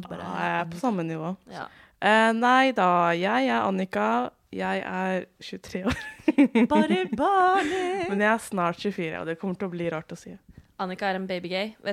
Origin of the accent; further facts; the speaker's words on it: Sande, Vestfold, Norway; Jeg er også 28 år gammel. Pipipi. Jeg er eh, lesbisk kvinne fra Sande i Vestfold.